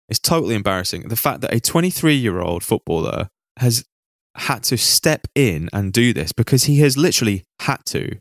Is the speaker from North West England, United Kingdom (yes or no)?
yes; Manchester, North West England, United Kingdom; So I grew up in Manchester. I actually grew up not too far from Withenshaw.